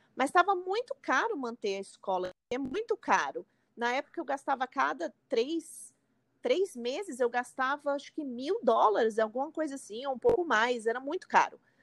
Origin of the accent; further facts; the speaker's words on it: São Paulo, Brazil; moved away as an adult; now in New York, United States; eu sou de São Paulo